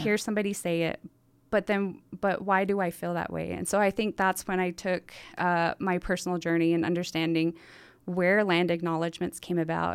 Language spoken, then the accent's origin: English; Montezuma Creek, Utah, United States; now in Salt Lake Valley, United States; I come from San Juan County, a small place called Montezuma Creek, Utah